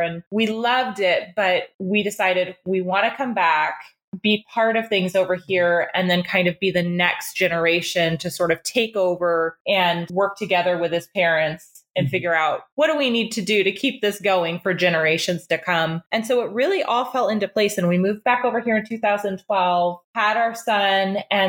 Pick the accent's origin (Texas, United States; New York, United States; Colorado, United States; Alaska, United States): Alaska, United States; I don't have any family in the area. I'm from Alaska. And so I also grew up on a small family homestead where we raised Angus cattle for beef and had a large garden, things like that.